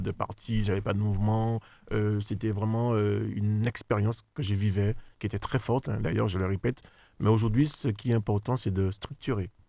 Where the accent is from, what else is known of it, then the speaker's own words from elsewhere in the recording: Le Robert, Martinique; j'ai grandi euh, au Robert